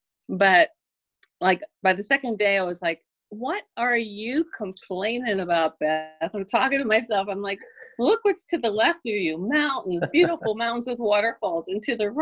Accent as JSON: {"language": "English", "town": "Pittsburgh", "region": "Pennsylvania", "country": "United States", "tie": "born or raised there", "also_born_or_lived": "Brandon, Florida", "moved": "as an adult", "lives_now": "Birmingham, United States", "said": "I grew up, and so did my husband, we grew up in Pittsburgh"}